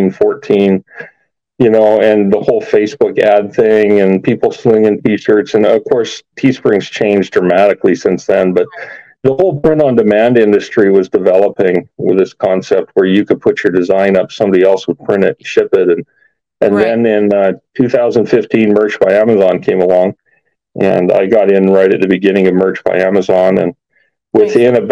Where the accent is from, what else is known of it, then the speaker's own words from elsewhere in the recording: Alberta, Canada; moved away as an adult; now in Las Vegas, United States; I'm actually from Alberta.